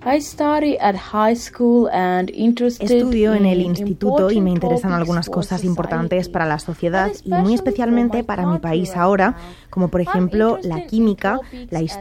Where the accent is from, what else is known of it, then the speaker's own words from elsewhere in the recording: Chernivtsi, Chernivtsi Oblast, Ukraine; ahora quiero estudiar en mi ciudad de origen, en Chernivtsi, en la Universidad de Medicina, donde estudiaron mi madre y mi tío.